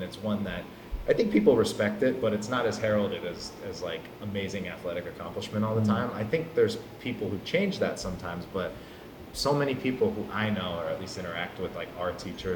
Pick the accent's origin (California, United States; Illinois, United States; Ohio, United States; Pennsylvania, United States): Pennsylvania, United States; Pittsburgh; I grew up in Pittsburgh.